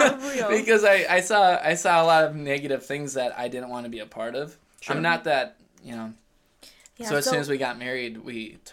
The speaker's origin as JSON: {"language": "English", "town": "Elk River", "region": "Minnesota", "country": "United States", "tie": "born or raised there", "said": "I grew up in Elk River, Minnesota."}